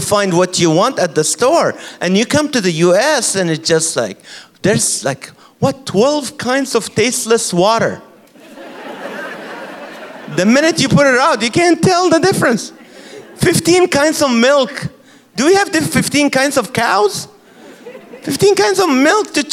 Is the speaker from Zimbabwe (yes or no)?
no; Kuwait; now in California, United States; I'm from the Middle East, and I grew up in Kuwait